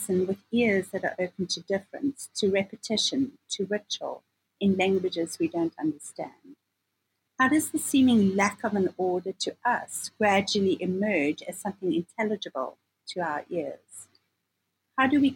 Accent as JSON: {"language": "English", "country": "South Africa", "moved": "yes", "lives_now": "United States", "said": "a South African citizen intellectual"}